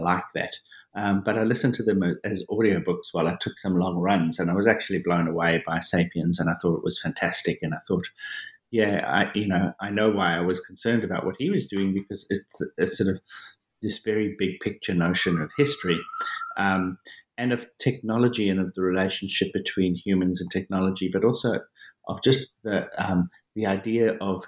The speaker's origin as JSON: {"language": "English", "town": "Johannesburg", "region": "Gauteng", "country": "South Africa", "tie": "born or raised there", "said": "I was born and I grew up in South Africa, in Johannesburg, South Africa."}